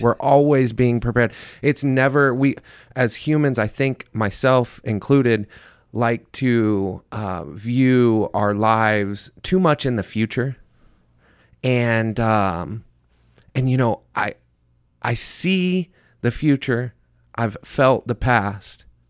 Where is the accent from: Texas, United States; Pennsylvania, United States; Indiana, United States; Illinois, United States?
Indiana, United States; Centerville; moved away; also born or lived in Mesa, Arizona; I was, uh, born and raised in Centerville, Indiana